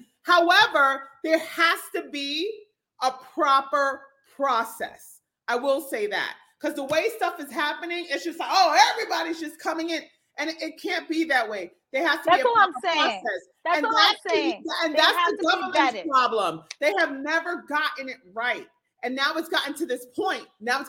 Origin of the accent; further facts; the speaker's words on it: New York City, New York, United States; I'm a U.S. citizen. I was born in the Bronx.